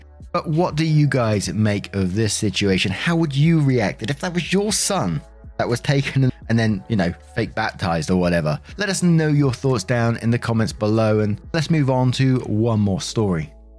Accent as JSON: {"language": "English", "region": "England", "country": "United Kingdom", "said": "Back in 2000, I had just landed a job in Paris, France. I'm English, and at the time my French was not very good at all."}